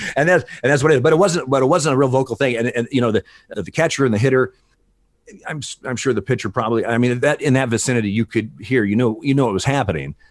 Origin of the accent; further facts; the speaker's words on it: Eugene, Oregon, United States; also born or lived in Portland, Oregon; I grew up in Eugene, Oregon